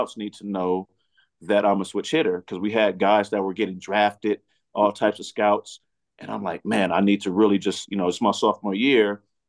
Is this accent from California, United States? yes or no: yes; California, United States; I'm from California.